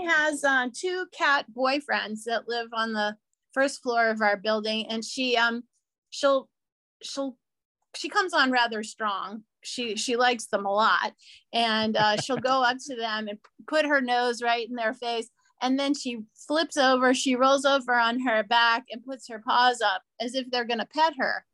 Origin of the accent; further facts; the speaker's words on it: New Orleans, Louisiana, United States; moved away as an adult; also born or lived in San Diego, California / Orange County, California; now in Los Angeles, United States; I'm originally from New Orleans, Louisiana, and so that's where I grew up